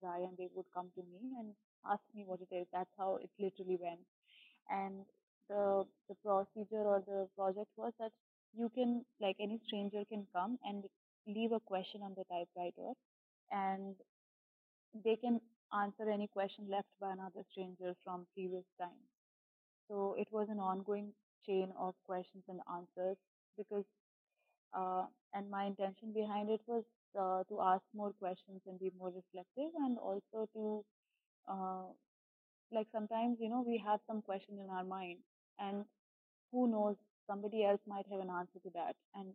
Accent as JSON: {"language": "English", "region": "Delhi", "country": "India", "also_born_or_lived": "Bangalore / Pondicherry", "moved": "as an adult", "said": "I am from Delhi originally"}